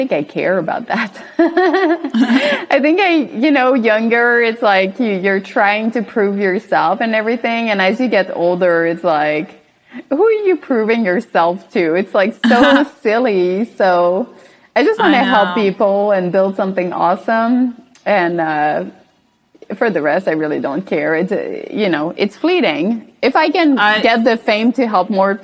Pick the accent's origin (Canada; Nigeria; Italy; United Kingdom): Canada; I'm from Canada